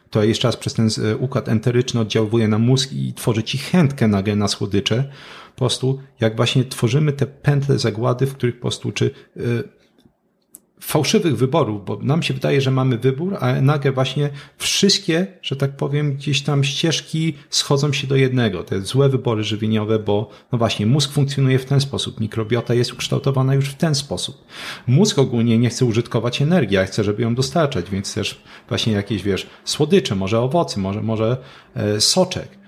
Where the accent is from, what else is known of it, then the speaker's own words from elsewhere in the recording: Katowice, Silesian Voivodeship, Poland; ja jestem z Katowic.